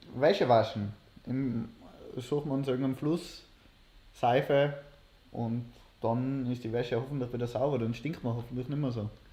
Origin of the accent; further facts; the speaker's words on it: Innsbruck, Tyrol, Austria; mein Zuhause, wo ich aufgewachsen bin, ja. ist ein bisschen westlich vom, Steff, äh, vom, Östl. vom Innsbrucker Dom